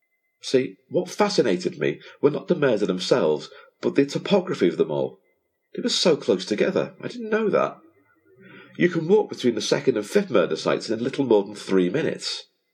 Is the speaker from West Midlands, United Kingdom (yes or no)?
no; Liverpool, North West England, United Kingdom; moved away; also born or lived in Hackney, London; as a child, growing up in Liverpool